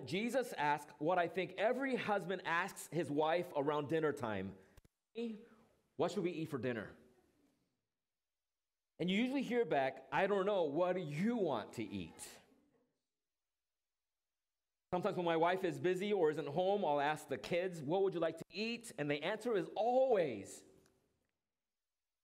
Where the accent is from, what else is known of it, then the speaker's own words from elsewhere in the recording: Orange County, California, United States; moved away; Orange County, that's my hometown